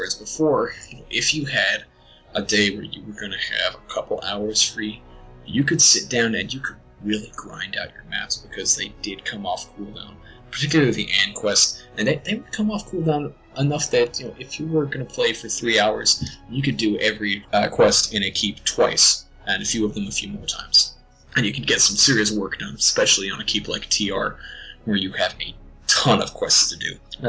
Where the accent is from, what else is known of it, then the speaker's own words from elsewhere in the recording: Texas, United States; But we're from Texas. Texas. Great Texas.